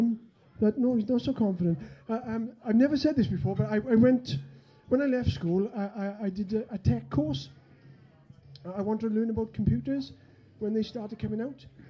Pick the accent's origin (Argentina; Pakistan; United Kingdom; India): United Kingdom; Wales; me being Welsh, in the land of England